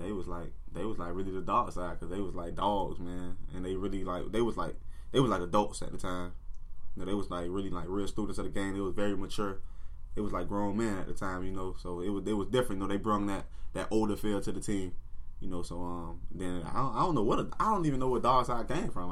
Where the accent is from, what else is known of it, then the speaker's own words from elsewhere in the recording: Miami, Florida, United States; growing up in Miami